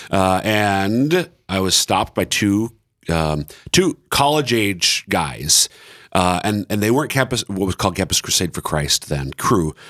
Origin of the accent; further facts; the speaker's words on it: Minnesota, United States; now in Sioux Falls, United States; I'm from Citro, Minnesota